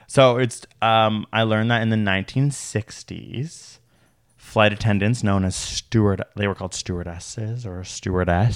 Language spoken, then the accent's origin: English; Canada; as a Canadian